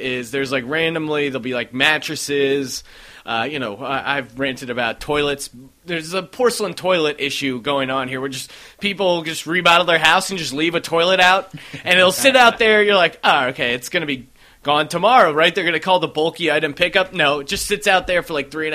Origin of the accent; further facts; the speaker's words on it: East Coast, United States; moved away as an adult; I'm from the East Coast as well